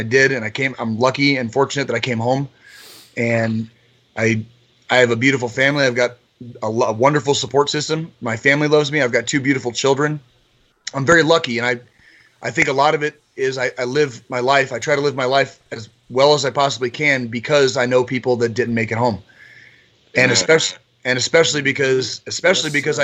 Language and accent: English; Tucson, Arizona, United States; I grew up in Tucson, Arizona